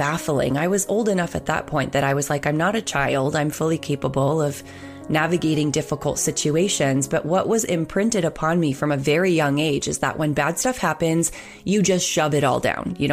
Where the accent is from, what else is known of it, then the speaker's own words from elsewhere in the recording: Nashua, New Hampshire, United States; I grew up in Nashua, New Hampshire, which is right on the border of Massachusetts.